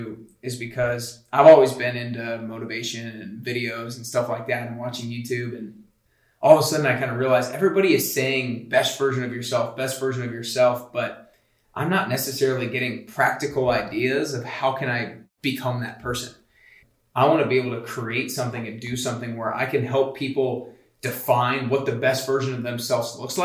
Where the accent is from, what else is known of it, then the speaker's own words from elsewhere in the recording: Atlanta, Georgia, United States; moved away as an adult; now in Nashville, United States; I'm from Atlanta, Georgia